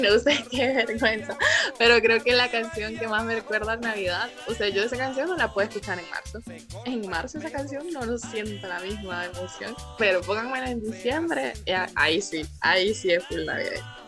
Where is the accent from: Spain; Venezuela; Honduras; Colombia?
Honduras; nosotros, que estamos aquí en Honduras